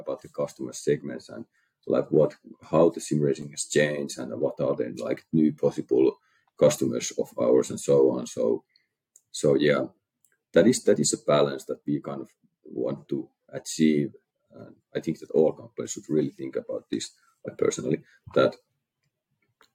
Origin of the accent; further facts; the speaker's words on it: Finland; we are from Finland